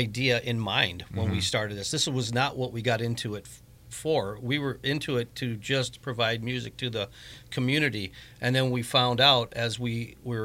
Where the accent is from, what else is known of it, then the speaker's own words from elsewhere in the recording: Griffith, Indiana, United States; now in Crown Point, United States; I was born and raised in Griffith, graduated Griffith High School in 1988